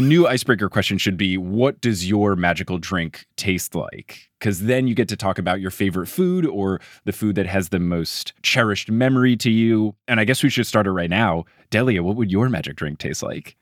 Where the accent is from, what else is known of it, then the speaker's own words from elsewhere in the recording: New Jersey, United States; also born or lived in Texas; now in New York City, United States; I was a kid growing up in New Jersey